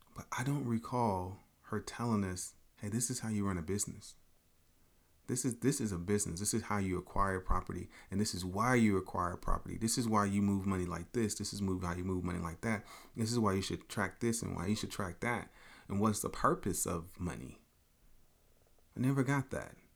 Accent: Chicago, Illinois, United States; moved away as an adult; I'm a kid from Chicago, but I was raised in Chicago, Southside, eighty-fifth King Drive

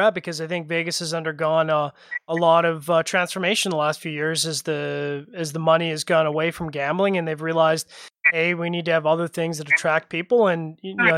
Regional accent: Canada; now in Calgary, Canada; as a Canadian

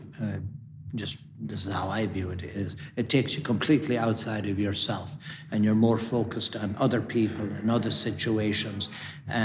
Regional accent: Ballyhaunis, Connacht, Ireland; moved away as an adult; also born or lived in Minneapolis; where I grew up in Ballyhonnison, County Mayo.

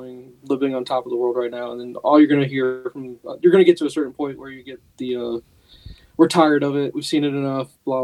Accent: St. Louis, Missouri, United States; There was never NFL football when we were growing up in St. Louis

